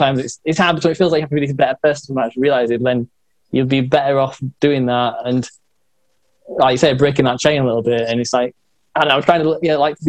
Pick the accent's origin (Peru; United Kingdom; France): United Kingdom; Yorkshire and the Humber; So I'm in Northern England. So it's like. You've got states, like I'm in like a state of we call them counties. So I'm like in a Yorkshire county.